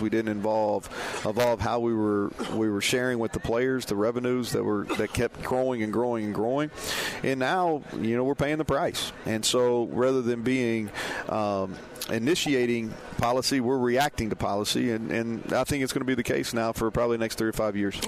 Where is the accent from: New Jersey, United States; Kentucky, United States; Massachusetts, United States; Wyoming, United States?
Kentucky, United States; Danville; moved away; We won't be the only people from Danville here tonight.